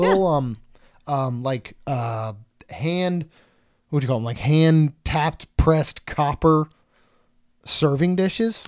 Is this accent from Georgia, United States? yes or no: no; Maryland, United States; growing up in Maryland